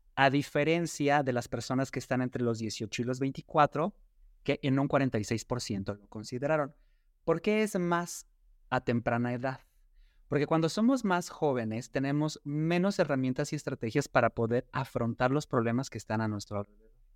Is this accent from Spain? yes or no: no; Mexico; cómo está la población LGBTQ y más en nuestro país